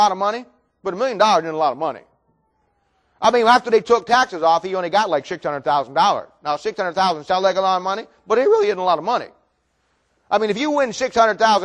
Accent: Ohio, United States; moved away; when I was in Ohio, I grew up in Ohio

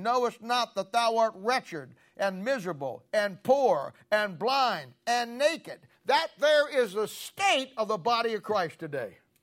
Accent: Canton, Ohio, United States; I grew up in Canton, Ohio

